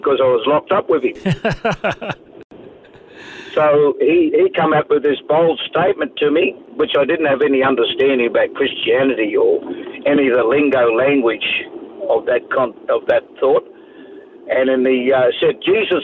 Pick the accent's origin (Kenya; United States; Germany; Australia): Australia; Sydney, New South Wales; also born or lived in Parramatta / Taree; now in Tweed Heads, Australia; I was born in Parramatta in New South Wales, Sydney, and most of my quarter life was actually raised up in that area in Mascot in Botany Bay there